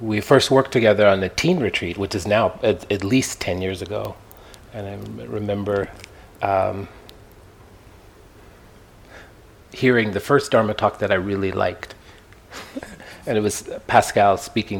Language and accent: English; Kansas, United States; also born or lived in Palm Springs / Joshua Tree; now in San Francisco Bay Area, United States; Born and raised in Kansas, a red state of mind